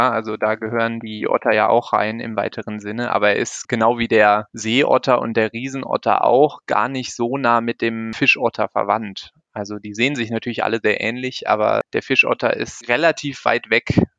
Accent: North Rhine-Westphalia, Germany; Also ich bin auch nicht aus Bayern. Ursprünglich äh, komme ich aus dem Rheinland. Ich bin in der Nähe von Köln aufgewachsen.

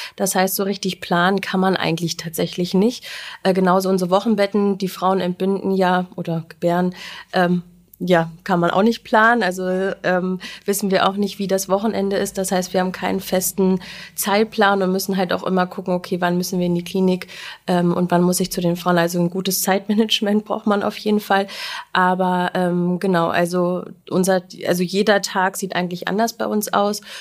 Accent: Göttingen, Lower Saxony, Germany; mein erstes Praktikum gemacht, bei, auch bei uns in Göttingen in der Hebammenpraxis

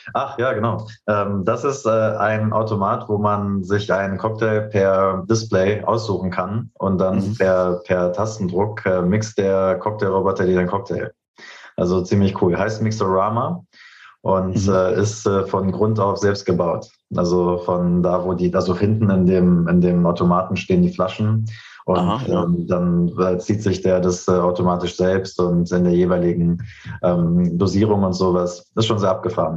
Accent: Berlin, Germany; also born or lived in Canada; ich bin Urberliner, ich bin hier geboren, aufgewachsen

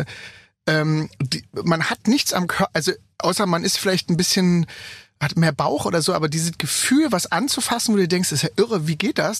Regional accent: Germany; accent: German; ich bin Deutscher. Ne? bei dem Akzent

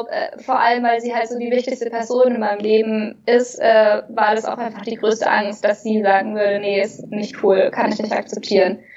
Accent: Bavaria, Germany; ich bin in Oberbayern groß geworden, in einem kleinen Dorf.

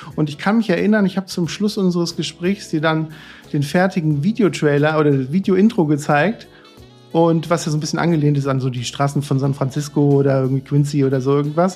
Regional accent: northern Odenwald, Hesse, Germany; ich komme ja aus dem Weinanbaugebiet äh, äh, nördlicher Odenwald

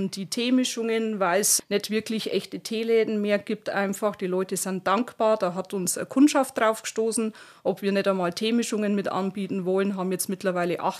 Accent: Waldeck, Saxony, Germany; ich stamme ja vorne aus Waldeck bei Chemnitz.

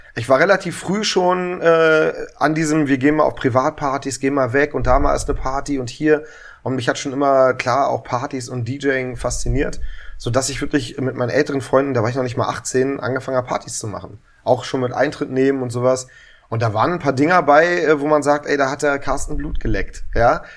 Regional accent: Berlin, Germany; Ich bin ein richtiger Urberliner, aufgewachsen am Kudamm, also Wittenbergplatz

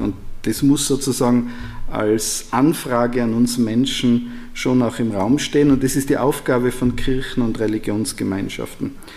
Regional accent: Austria; Als Österreicher

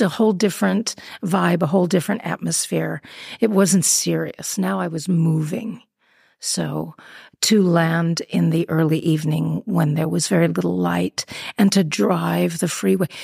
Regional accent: Beverly Hills, California, United States; moved away as an adult; now in Vienna, Austria; I'm from Beverly Hills

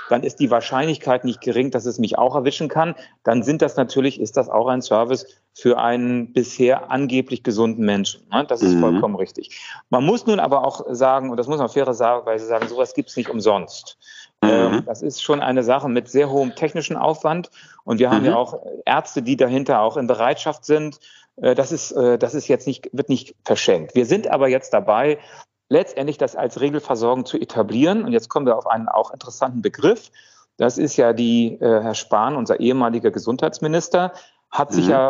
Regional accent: Italy; Italienisches Restaurant, aber nicht so, wie wir das als Italiener uns vorstellen.

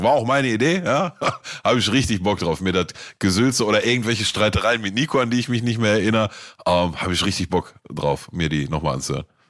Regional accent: Gelsenkirchen, North Rhine-Westphalia, Germany; bei uns in Gelsenkirchen, Ückendorf

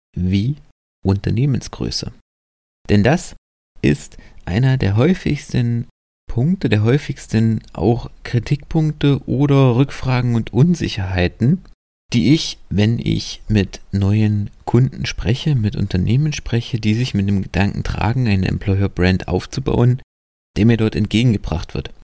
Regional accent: Germany; bei uns in Deutschland

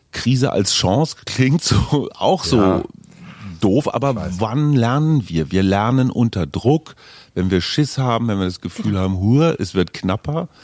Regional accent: Münster, North Rhine-Westphalia, Germany; moved away as an adult; also born or lived in Munich; now in Berlin, Germany; also ich bin in Münster groß geworden

